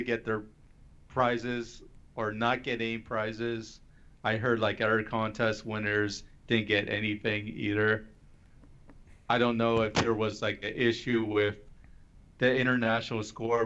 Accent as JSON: {"language": "English", "country": "Canada", "said": "I'm Canadian"}